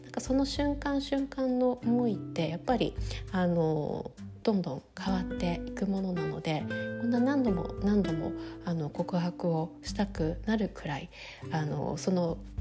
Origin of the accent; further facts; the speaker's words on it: Sapporo, Hokkaido, Japan; now in New York, United States; 私は札幌出身でうちの両親とも札幌に住んでいます